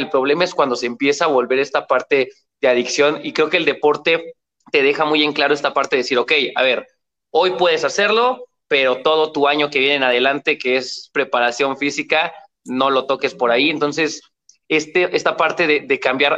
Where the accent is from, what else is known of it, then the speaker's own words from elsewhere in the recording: Mexico; aquí en mi país, en México